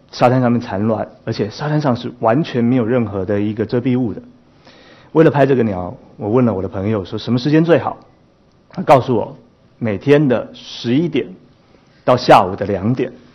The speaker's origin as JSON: {"language": "Chinese", "town": "Taipei", "country": "Taiwan", "tie": "born or raised there", "said": "其实我是一个在台湾，台北市里面长大的孩子"}